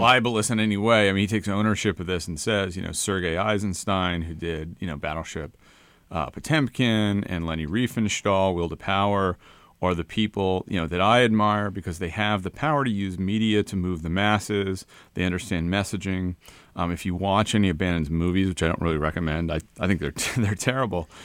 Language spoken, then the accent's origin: English; Connecticut, United States; I'm from Newland, Connecticut